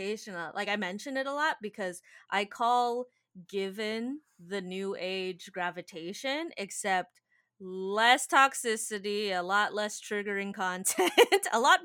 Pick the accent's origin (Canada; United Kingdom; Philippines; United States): Philippines; we're Filipino people